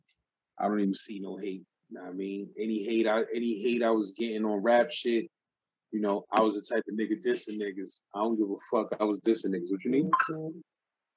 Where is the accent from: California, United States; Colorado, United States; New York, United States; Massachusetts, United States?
New York, United States; New York City; I was growing up in Brownsville